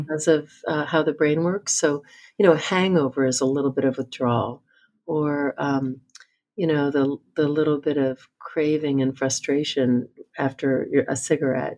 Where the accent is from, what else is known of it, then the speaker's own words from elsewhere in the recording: New Jersey, United States; I grew up in New Jersey